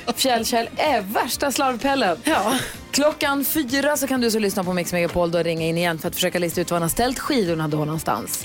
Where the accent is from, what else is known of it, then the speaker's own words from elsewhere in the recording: Luleå, Norrbotten County, Sweden; Luleå, det är ju min hemstad, där jag är uppvuxen